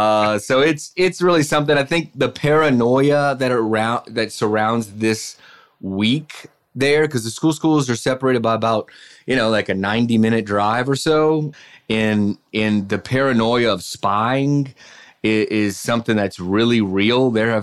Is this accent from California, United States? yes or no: no; Mississippi coast, United States; growing up on the Mississippi coast